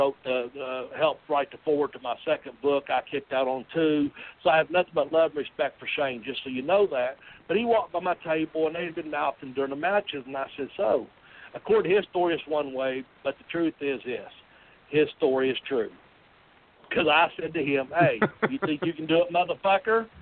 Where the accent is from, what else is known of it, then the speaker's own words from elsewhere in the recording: Nashville, Tennessee, United States; I'm from Nashville